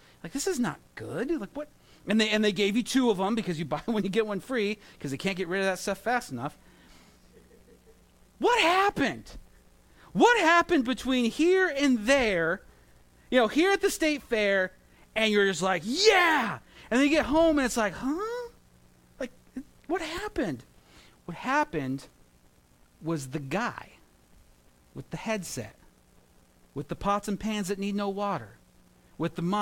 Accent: Santa Maria, California, United States; now in New York, United States; when I was growing up in California, I had county fairs, and I would go to that, and they were fun. You know, you go to the county fair or the strawberry festival in Santa Maria, where I grew up

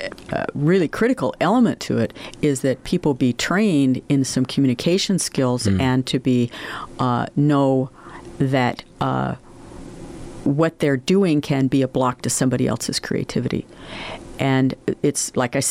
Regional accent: Oregon, United States; moved away as an adult; also born or lived in Buffalo; I was from Oregon.

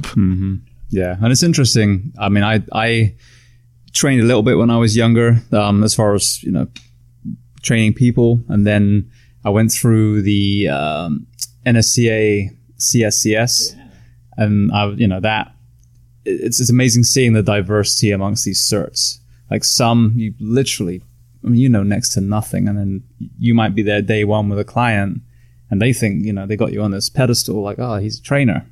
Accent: England, United Kingdom; now in United States; I'm from England. I'm a first generation immigrant

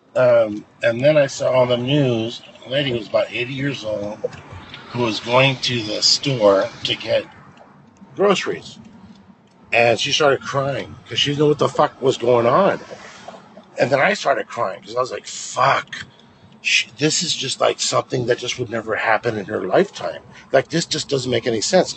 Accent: La Mirada, California, United States; also born or lived in East Los Angeles; La Mirada High School

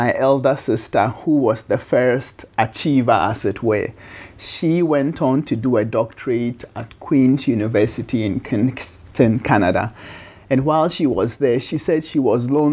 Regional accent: Kumasi, Ashanti, Ghana; moved away; also born or lived in United States; In Ghana, in Kumasi, in 1961

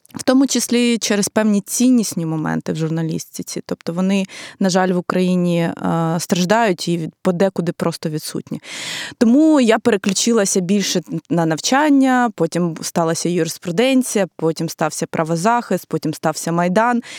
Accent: Ukraine; я е, ну з України

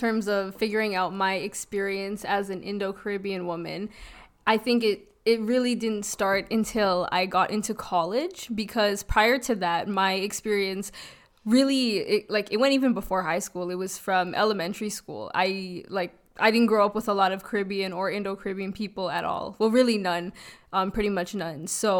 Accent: Toronto, Ontario, Canada; I grew up in North York.

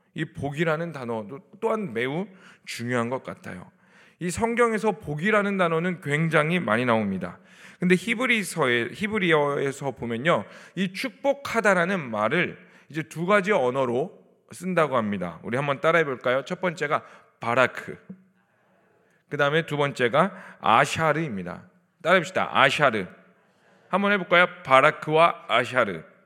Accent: South Korea; 저 한국 사람인데

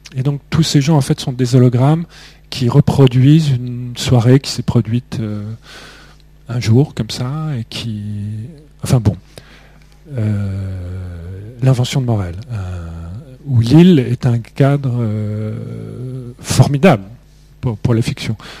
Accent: Beauvais, Hauts-de-France, France; Moi, je n'ai jamais vraiment eu de racines. Je suis né dans l'Oise, à Beauvais, qui n'est pas une ville extrêmement attachante.

